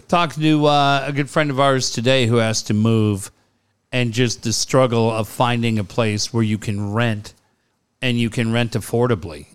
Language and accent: English; United States; also born or lived in London; I'm from the States.